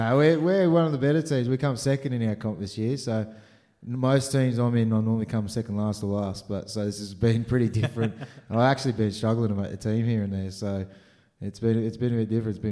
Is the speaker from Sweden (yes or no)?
no; Australia; moved away; also born or lived in United States; I'm an Australian with an American passport. Consider myself a Yank.